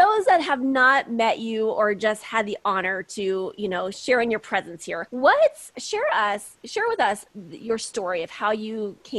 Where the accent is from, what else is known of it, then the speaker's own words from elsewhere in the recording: Kansas, United States; accent: Kansas twang; I'm from Kansas. I'm going to do my little Kansas twang.